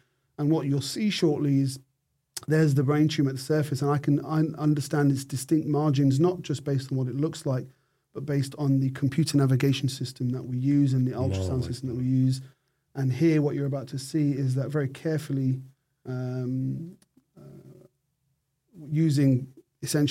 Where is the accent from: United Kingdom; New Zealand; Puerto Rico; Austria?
United Kingdom; moved away as an adult; now in Australia; I'm British. I grew up in an era where we drank tea.